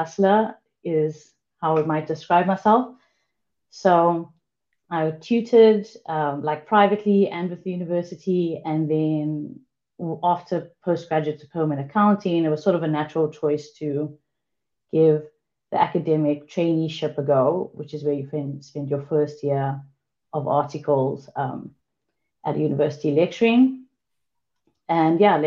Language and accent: English; South Africa; also born or lived in England; a classic South African